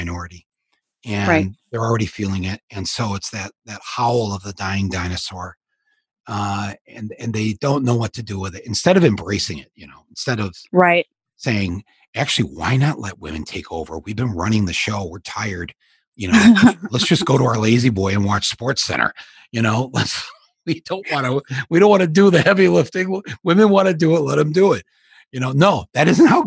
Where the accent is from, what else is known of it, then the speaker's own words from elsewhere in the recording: Michigan, United States; white guys I grew up with in Michigan